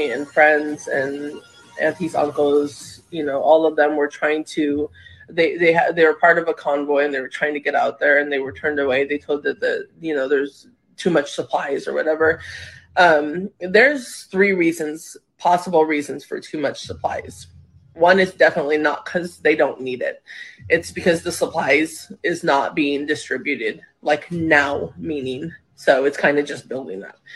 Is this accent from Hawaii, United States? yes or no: yes; Maui, Hawaii, United States; moved away; I'm from Maui. That is my home